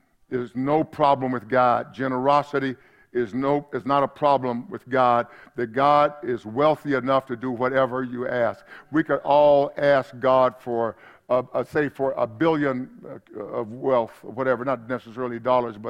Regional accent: East Texas, United States; back home when I grew up in East Texas

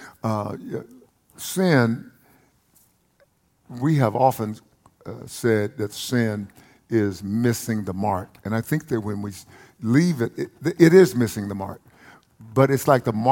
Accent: Palestine, Texas, United States; accent: East Texas; When I was a boy, I grew up in a place called Palestine, Texas

